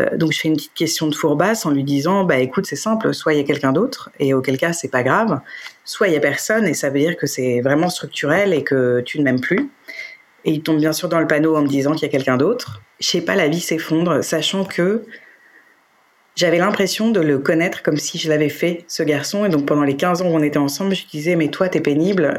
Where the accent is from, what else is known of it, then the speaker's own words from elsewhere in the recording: Paris, Île-de-France, France; je suis parisienne et j'ai toujours habité Paris